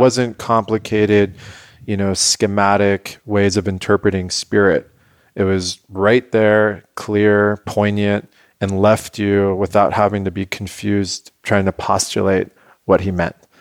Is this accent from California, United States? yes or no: yes; San Diego, California, United States; born and raised in La Jolla